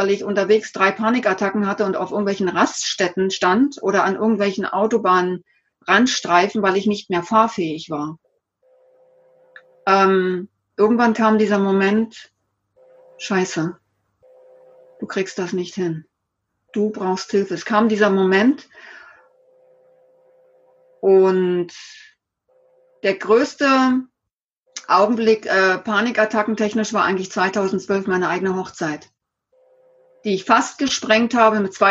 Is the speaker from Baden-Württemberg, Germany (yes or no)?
yes; Bad Überkingen, Baden-Württemberg, Germany; Ich hab, war ein typischer Pendler zwischen meinem Heimatort äh, hier in Bad Überkingen und Stuttgart